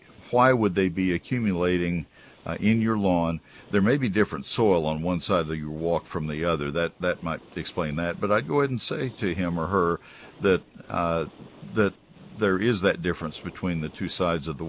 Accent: Texas, United States; also born or lived in McKinney, Texas; I'm a Texan

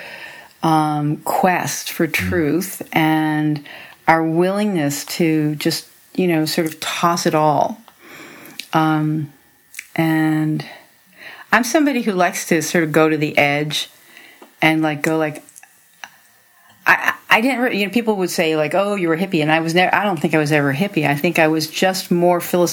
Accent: Hempstead, New York, United States; moved away as an adult; also born or lived in Okmulgee, Oklahoma / Manhasset, New York; I grew up on Long Island, in Hempstead, and later Manhasset

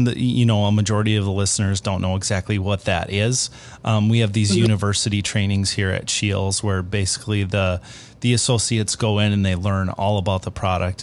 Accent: Minnesota, United States; I grew up in Minnesota

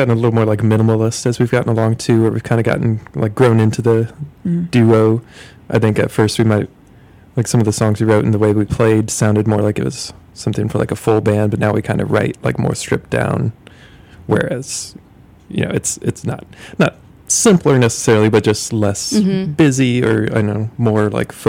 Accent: Ohio, United States; also born or lived in Tennessee / South Carolina / Texas; Yeah, I grew up in Ohio and moved around a lot, like Tennessee, South Carolina, Texas. So, been a little bit everywhere, but Ohio originally, yeah.

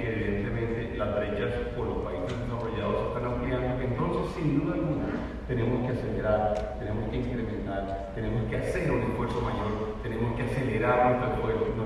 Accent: Colombia

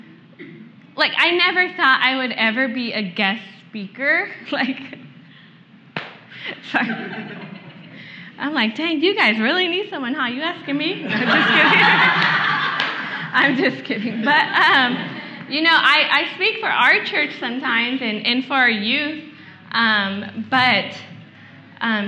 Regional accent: Vallejo, California, United States; I'm actually from Vallejo, which is like 30 minutes north

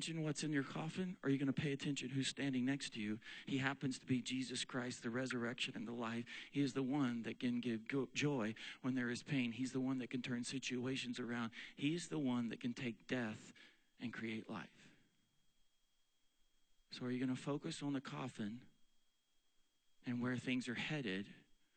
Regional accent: Weatherford, Oklahoma, United States; also born or lived in Texas; now in Pennsylvania, United States; When I was a little boy growing up in Weatherford, Oklahoma, Western Oklahoma, there is nothing out there

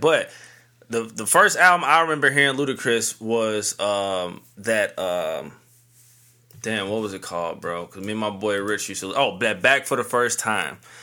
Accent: St. Louis, Missouri, United States; the hometown, Saint Louis three one four

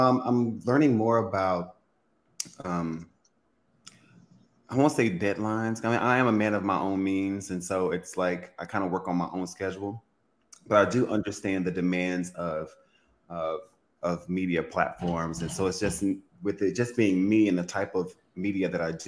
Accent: Louisiana, United States; Well, I'm from Louisiana. I'm from a very Southern conservative background

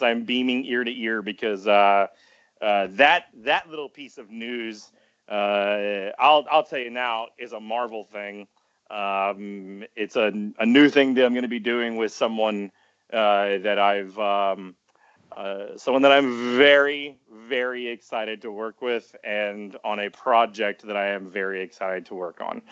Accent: Garland, Texas, United States; now in Austin, United States; I'm from Garland.

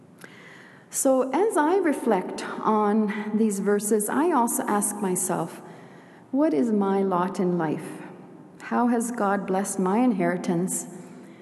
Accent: Sweden; moved away; also born or lived in Canada; I'm a proud Swede. I have dual citizenship, Swedish and Canadian. Anyway, I was born in Sweden

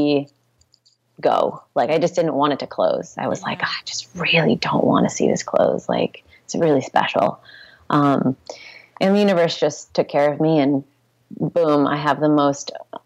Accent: Santa Rosa, California, United States; also born or lived in Portland, Oregon / San Jose, California; I grew up here. I grew up in Santa Rosa

